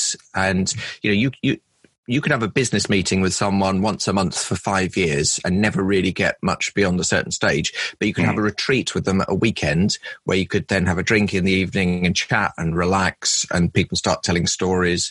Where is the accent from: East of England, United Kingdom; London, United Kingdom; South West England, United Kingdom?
London, United Kingdom; I live in London and I grew up in London